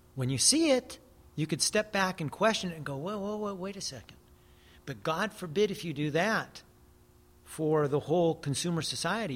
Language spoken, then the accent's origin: English; United States; I'm Native American